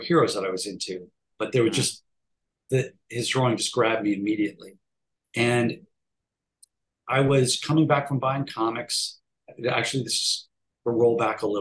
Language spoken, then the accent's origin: English; Cleveland, Ohio, United States; I grew up in Cleveland, Ohio, and there was some fandom there